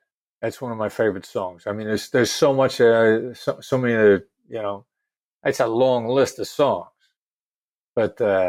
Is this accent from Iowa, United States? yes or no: yes; Iowa, United States; accent: New York; that I grew up in a small town in Iowa. You know, I know to everybody who are not New Yorkers, I sound like I'm a New Yorker.